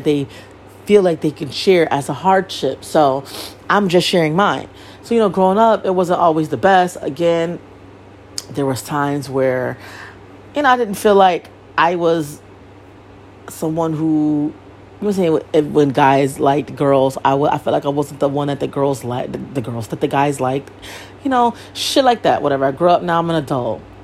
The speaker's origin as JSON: {"language": "English", "town": "Bridgeport", "region": "Connecticut", "country": "United States", "tie": "born or raised there", "said": "I was born and raised in Bridgeport, Connecticut"}